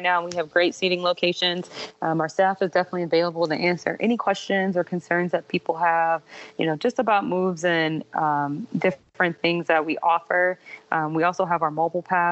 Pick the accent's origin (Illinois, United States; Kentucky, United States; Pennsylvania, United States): Illinois, United States; also born or lived in Louisiana; now in Georgia, United States; I'm a Midwesterner at heart, so I'm originally from Illinois.